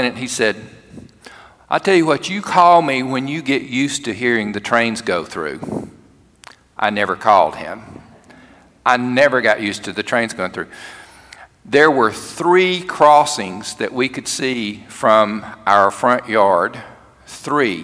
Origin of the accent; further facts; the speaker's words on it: Cherokee, Alabama, United States; moved away as an adult; We moved to my hometown, to Cherokee, Alabama, to serve as pastor of one of my churches